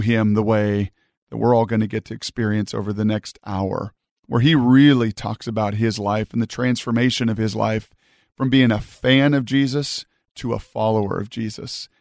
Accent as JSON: {"language": "English", "region": "Washington", "country": "United States", "tie": "born or raised there", "said": "I grew up in Washington"}